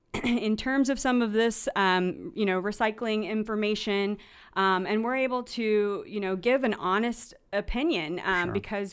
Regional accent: North Carolina, United States; So I grew up in North Carolina on the East Coast

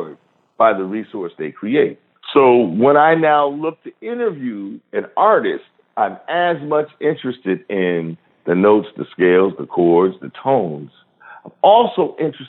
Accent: Rochester, New York, United States; the radio station in my hometown, WDKX, stands for Douglas, King, and X.

